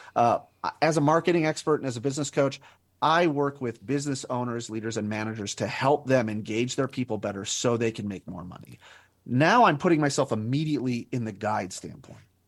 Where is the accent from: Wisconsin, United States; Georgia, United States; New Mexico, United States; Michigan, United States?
New Mexico, United States; Albuquerque; moved away as an adult; also born or lived in Northwest Ohio; I was born and raised in Albuquerque, New Mexico, and then spent twenty years in Northwest Ohio